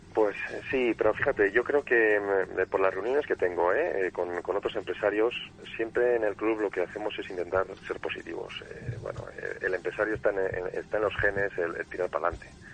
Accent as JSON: {"language": "Spanish", "town": "Valladolid", "region": "Castile and León", "country": "Spain", "also_born_or_lived": "Madrid", "moved": "as an adult", "said": "soy de Valladolid"}